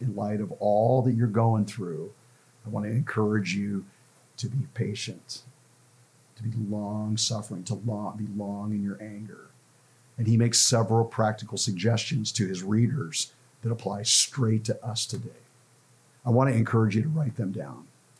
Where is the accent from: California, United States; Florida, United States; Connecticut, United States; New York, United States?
California, United States; Los Angeles; also born or lived in central Ohio; now in Ohio, United States; growing up in Los Angeles, I didn't see this. But since I've come here to the Midwest